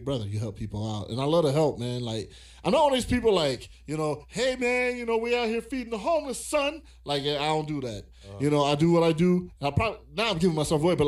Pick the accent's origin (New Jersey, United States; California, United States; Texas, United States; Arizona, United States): California, United States; moved away; also born or lived in Virginia; I'm from California